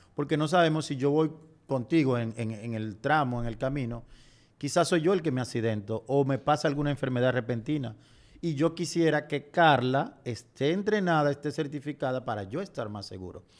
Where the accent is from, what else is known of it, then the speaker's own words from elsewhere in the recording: Dominican Republic; nuestra montaña más alta del Caribe